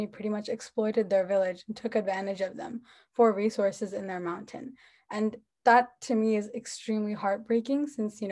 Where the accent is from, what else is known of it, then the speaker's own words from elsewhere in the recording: New Jersey, United States; I'm from New Jersey in the US.